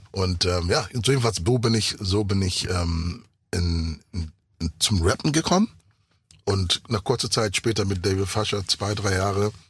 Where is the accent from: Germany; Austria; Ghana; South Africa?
Ghana; first language English; German is a second language; Also ich bin in Ghana aufgewachsen mit, mit Englisch. Ich war auf der internationalen